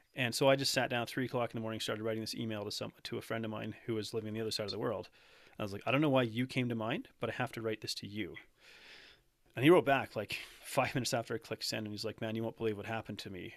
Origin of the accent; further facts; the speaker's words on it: Canada; I'm, uh, born and raised in Canada